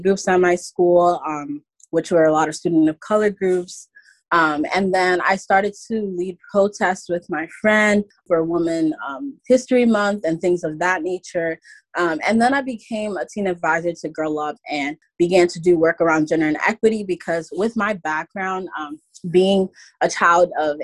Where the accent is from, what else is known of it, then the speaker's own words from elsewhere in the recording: New York City, New York, United States; I grew up in New York City my entire life.